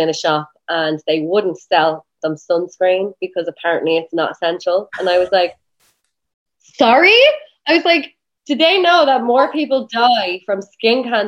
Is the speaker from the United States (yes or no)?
no; Ireland; moved away as an adult; now in Vancouver, Canada